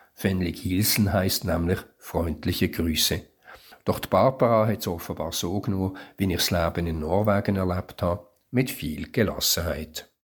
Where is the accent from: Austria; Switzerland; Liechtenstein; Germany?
Switzerland; Für mich als Schweizer